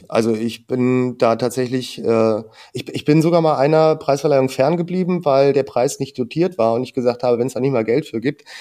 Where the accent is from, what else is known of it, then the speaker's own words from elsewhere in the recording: Aachen, North Rhine-Westphalia, Germany; born there; Ich war ja zehn Jahre in, in Aachen, in meiner Geburtsstadt.